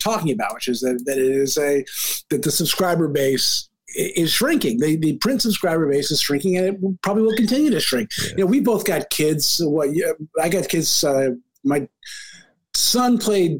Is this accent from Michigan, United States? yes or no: yes; Ann Arbor, Michigan, United States; now in Chicago, United States; My hometown of Ann Arbor, Michigan